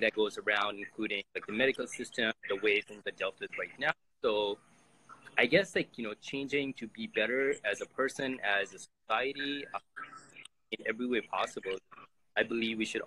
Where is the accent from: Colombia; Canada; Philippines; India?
Canada; I'm from Canada